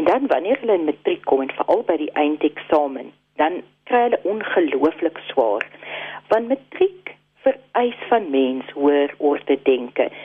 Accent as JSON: {"language": "Afrikaans", "country": "South Africa"}